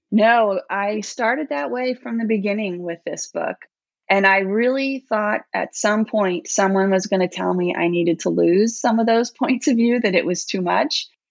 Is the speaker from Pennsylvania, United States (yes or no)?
no; New York, United States; moved away; I grew up in New York, but I left there uh, quite a while ago